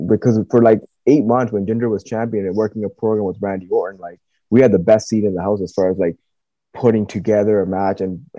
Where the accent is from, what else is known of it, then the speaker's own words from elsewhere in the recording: Pacific Northwest, United States; yeah, we're from the Pacific Northwest, but we didn't know what kind of reaction to expect.